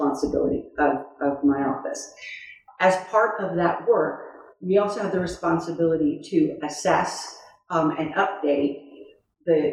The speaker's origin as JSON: {"language": "English", "region": "Northern Virginia", "country": "United States", "tie": "born or raised there", "said": "I grew up on the East Coast. It's been Northern Virginia, right around here. I'm one of those very, I'm one of those natives you don't find too much around the Washington, D.C. area"}